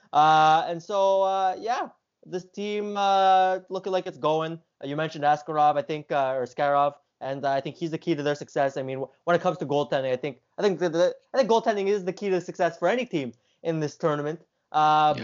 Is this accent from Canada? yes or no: yes; Canada; as a Canadian